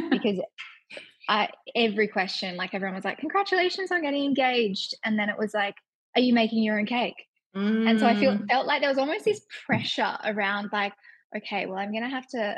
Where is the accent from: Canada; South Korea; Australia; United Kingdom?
Australia; Perth, Western Australia; I am 30 from Perth